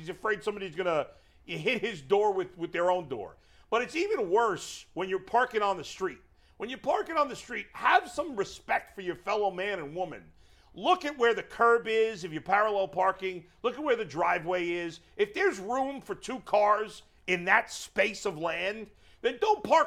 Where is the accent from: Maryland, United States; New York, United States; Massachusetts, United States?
New York, United States; New York City; moved away; where I grew up in Brooklyn